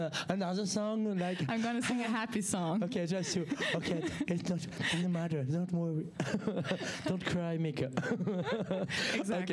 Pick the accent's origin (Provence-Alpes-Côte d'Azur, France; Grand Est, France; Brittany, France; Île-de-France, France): Grand Est, France; Alsace; English is a second language; I'm from Elsa